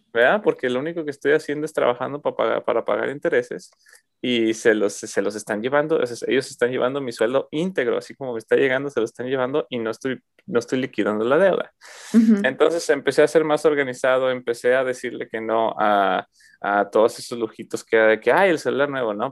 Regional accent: Mexico; moved away as an adult; ya me salí de México hace casi seis años ya

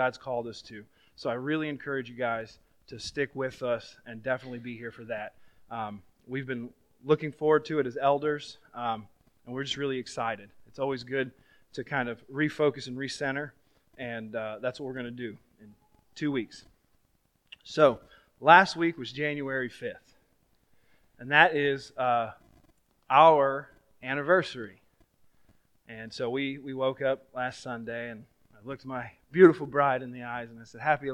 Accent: Florida, United States; I was from Florida

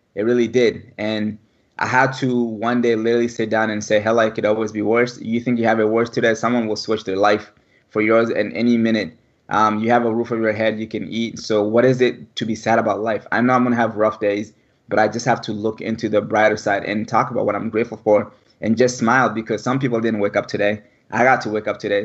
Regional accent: Mali; moved away; born and raised in West Africa, Mali

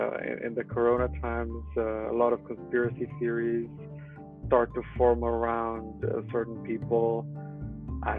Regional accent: Romania; moved away as an adult; also born or lived in Netherlands; now in Munich, Germany; I'm originally from Romania, in a small town.

